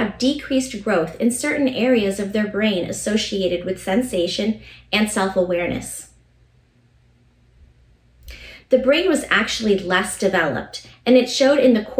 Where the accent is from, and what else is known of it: United States